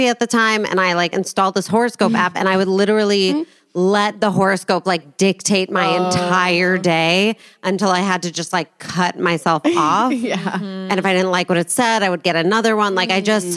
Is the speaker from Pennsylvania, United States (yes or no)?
no; outside Chicago, Illinois, United States; I grew up outside Chicago